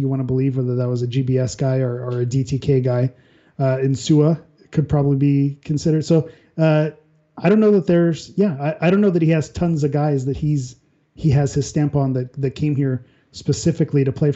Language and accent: English; Southern California, United States; growing up in Southern California and knowing Los Angeles